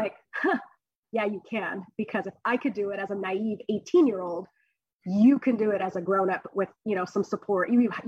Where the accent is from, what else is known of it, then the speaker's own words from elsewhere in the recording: California, United States; So I grew up on the Central Coast. I was here when I was really young. I went to high school, I went to AG High, I went to Cal Poly. I've spent most of my life here on the Central Coast.